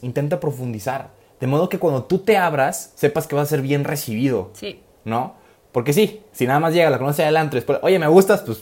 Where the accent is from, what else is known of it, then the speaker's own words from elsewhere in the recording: Guadalajara, Jalisco, Mexico; moved away as an adult; now in Rome, Italy; soy de Guadalajara, vivo en Guadalajara, pero resido normalmente en, Roma, Italia